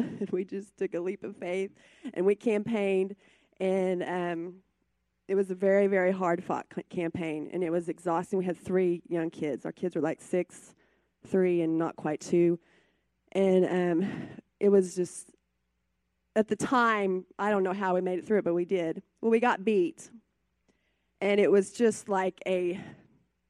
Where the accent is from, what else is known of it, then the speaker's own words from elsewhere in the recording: Mutual, United States; I grew up in Mutual on a farm